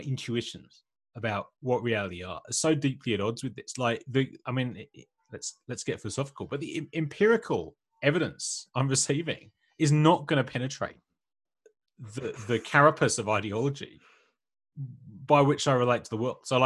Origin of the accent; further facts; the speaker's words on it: England, United Kingdom; moved away as an adult; now in Australia; I grew up in like villages and small towns in England